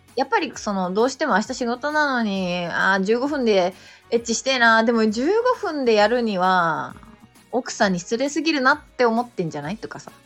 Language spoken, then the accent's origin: Japanese; Beppu, Oita, Japan; accent: Oita dialect; moved away as an adult; now in Tokyo, Japan; 別府出身なんですよね